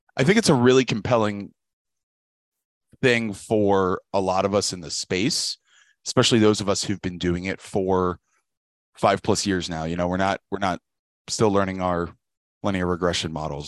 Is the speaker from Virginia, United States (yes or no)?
yes; Richmond, Virginia, United States; I grew up in Richmond, Virginia